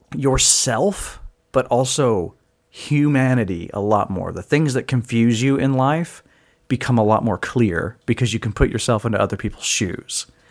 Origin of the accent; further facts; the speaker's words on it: United States; as an American